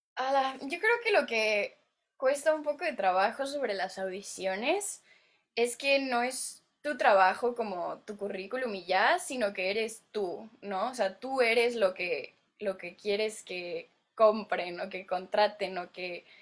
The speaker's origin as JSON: {"language": "Spanish", "country": "Mexico", "moved": "as an adult", "lives_now": "Los Angeles, United States", "said": "yo soy mexicana y aquí estoy en Hollywood"}